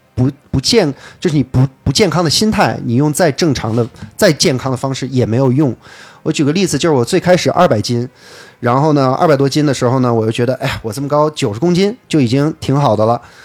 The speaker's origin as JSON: {"language": "Chinese", "region": "Beijing", "country": "China", "tie": "born or raised there", "also_born_or_lived": "United Kingdom", "first_language": "English", "said": "我生在英国，然后呢，三岁 回的北京，一直在北京长大"}